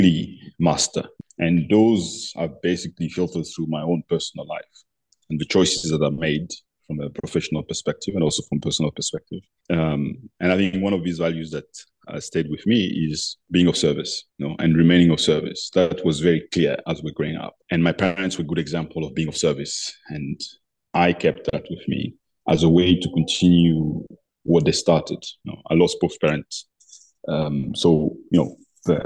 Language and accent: English; Abidjan, Côte d’Ivoire; as I was growing up in Abidjan